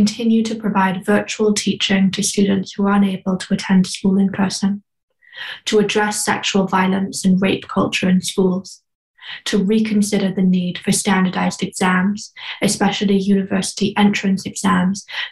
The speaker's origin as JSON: {"language": "English", "country": "United Kingdom", "said": "I am from the United Kingdom"}